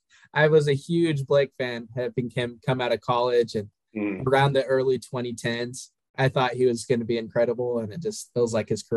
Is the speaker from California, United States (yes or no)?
no; Utah, United States; both of us being born and raised in Utah.